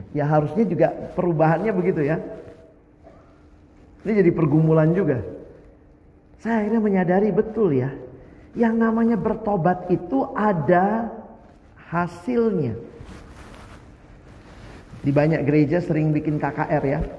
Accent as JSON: {"language": "Indonesian", "region": "Eastern Indonesia", "country": "Indonesia", "tie": "born or raised there", "said": "Saya lahir besar di Indonesia Timur."}